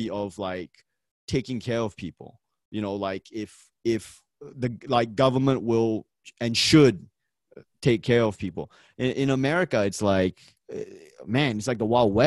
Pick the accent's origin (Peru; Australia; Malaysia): Malaysia; I'm from Malaysia. We got Malay people, Chinese people.